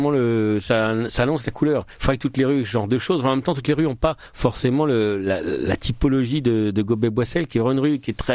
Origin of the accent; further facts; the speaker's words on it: Châlons-en-Champagne, Grand Est, France; moved away as an adult; also born or lived in Nancy / Blois; Je suis né à Chalon. Chalon-sur-Marne.